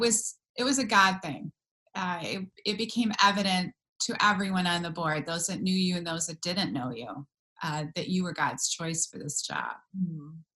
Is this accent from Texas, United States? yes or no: no; Michigan, United States; I'm from Michigan